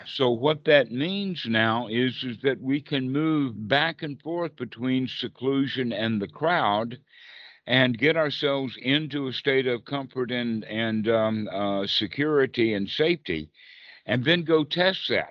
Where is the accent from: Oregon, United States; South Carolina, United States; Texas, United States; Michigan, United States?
South Carolina, United States; I'm from South Carolina